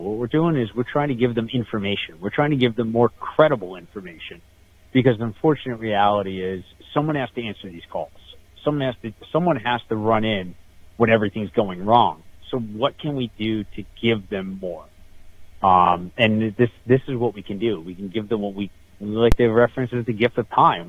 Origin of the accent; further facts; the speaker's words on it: Northeast Pennsylvania, United States; I'm actually from the the Northeast. I'm I'm just based out of, just outside of Wilkes-Barre, Pennsylvania